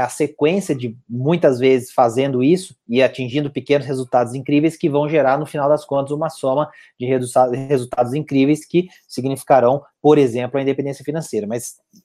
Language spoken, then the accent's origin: Portuguese; Itajubá, Minas Gerais, Brazil; Eu estou em Itajubá, minha terra natal aqui